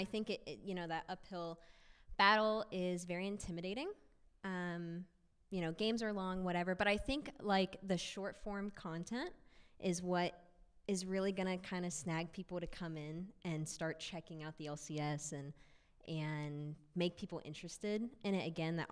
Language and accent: English; Midwest, United States; I come from the Midwest where football is everyone's personality